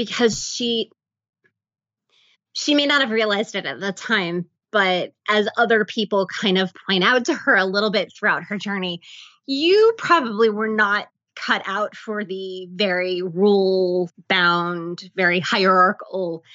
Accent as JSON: {"language": "English", "region": "the South", "country": "United States", "tie": "born or raised there", "said": "growing up in the South, I do have family members who are biracial"}